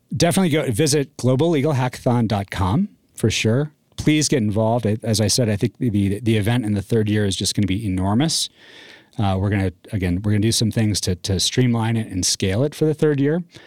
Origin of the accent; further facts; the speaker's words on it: Northeast, United States; also born or lived in Texas; now in Colorado, United States; I grew up in the Northeast